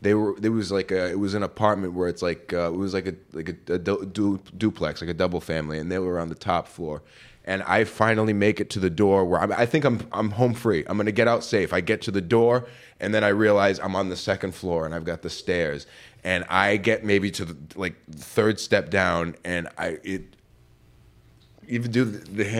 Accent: Seekonk, Massachusetts, United States; I know him from my hometown.

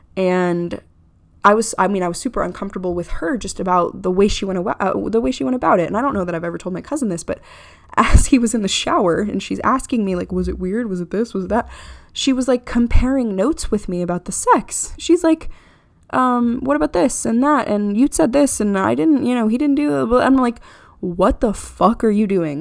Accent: Florida, United States; I'm from Florida.

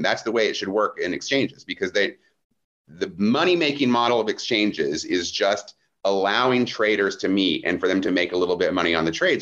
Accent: Midwest, United States; I grew up in the Protestant church, you know, very mellow Protestant church in the Midwest

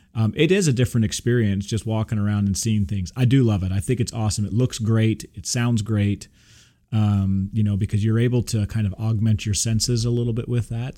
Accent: Texas, United States; I'm from Texas

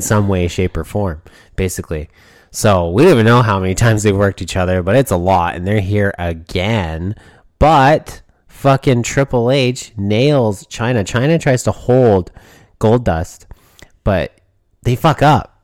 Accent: Canada; Me being a Canadian

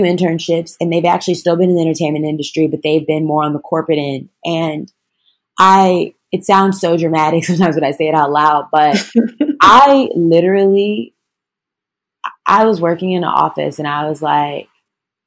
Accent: Chicago, Illinois, United States; I'm from Chicago, Illinois

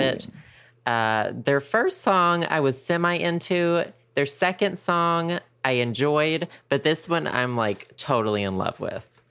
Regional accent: the South, United States; moved away; also born or lived in San Francisco / Seattle; we grew up in the South.

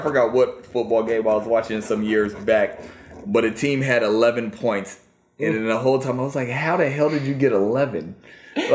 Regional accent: Virginia, United States; moved away; also born or lived in Washington, D.C. / Washington; Now, I am a Virginia native. I was born in D.C. I grew up in Virginia, but I spent most of my life out in Washington. But I still claim the DMV.

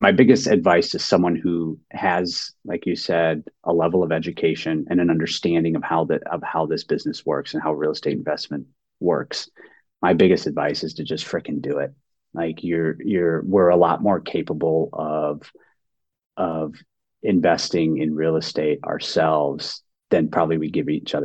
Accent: Cleveland, Ohio, United States; moved away; also born or lived in Ann Arbor, Michigan; I grew up in Cleveland and my parents and I lived in Ann Arbor, Michigan

